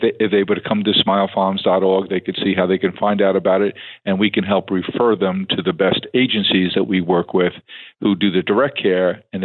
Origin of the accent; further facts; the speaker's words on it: New York City, New York, United States; also born or lived in Staten Island; now in Long Island, United States; We weren't affluent and grew up in Staten Island. We grew up in Queens